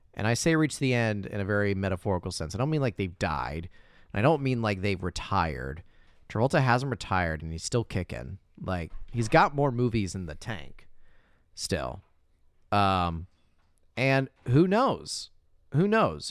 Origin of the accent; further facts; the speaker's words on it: Indiana, United States; My hometown in Indiana